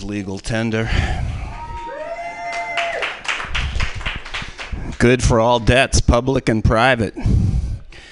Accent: Boston, Massachusetts, United States; moved away; my hometown of Boston

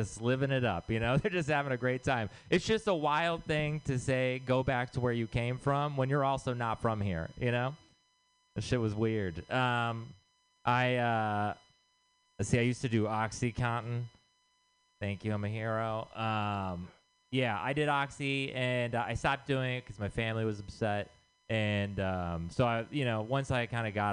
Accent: Texas, United States; moved away; I'm from Texas.

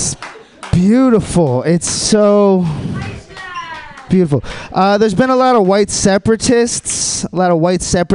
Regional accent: East Coast, United States; moved away as an adult; now in San Francisco, United States; I'm from the East Coast

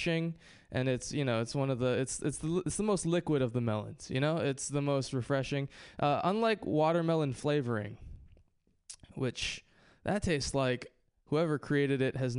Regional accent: Hawaii, United States; moved away; I grew up in Hawaii

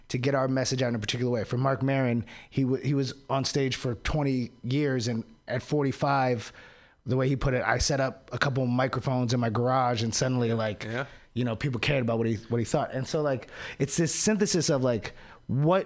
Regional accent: DC area, Maryland, United States; moved away; I'm from Maryland, from the DC area

